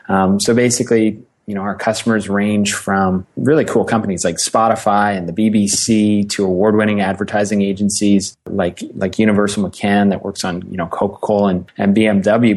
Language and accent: English; Ottawa, Ontario, Canada; moved away as an adult; also born or lived in Halifax, Nova Scotia; I'm an Ottawa, Ontario, Canada kid, born and raised in in Ottawa